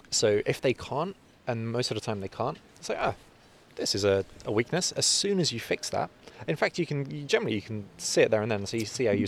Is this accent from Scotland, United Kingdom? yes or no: no; London, United Kingdom; also born or lived in North Cyprus; I was born in London, but my family are from, from North Cyprus.